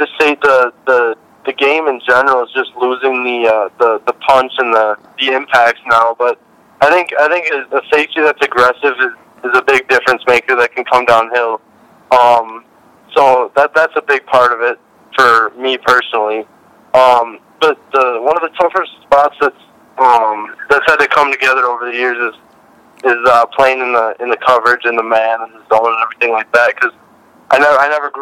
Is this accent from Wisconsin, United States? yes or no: yes; Wisconsin, United States; growing up in Wisconsin